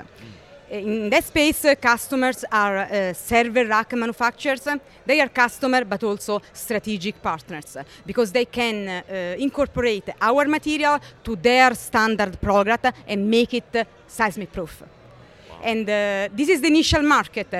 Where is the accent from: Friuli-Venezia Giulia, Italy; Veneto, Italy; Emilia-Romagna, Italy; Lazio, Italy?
Lazio, Italy; Rome; moved away as an adult; now in California, United States; my home country, Italy, where 300 people died. And this was very close to my home city, Rome